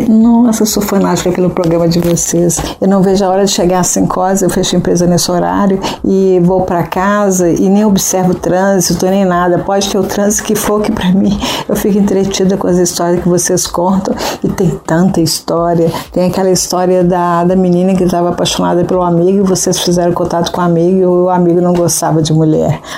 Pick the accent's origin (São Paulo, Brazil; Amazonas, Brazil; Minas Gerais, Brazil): Minas Gerais, Brazil; Belo Horizonte; Lígia, quando você vier para Belo Horizonte, eu sou de Belo Horizonte, vem cá fazer uma, vem cá fazer uma festa